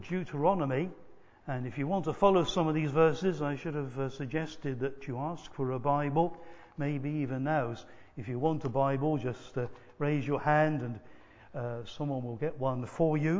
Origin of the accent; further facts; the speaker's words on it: England, United Kingdom; sometimes I will call myself British because I'm a British person. But sometimes I'm proud to be English rather than, say, Welsh or Scottish or Irish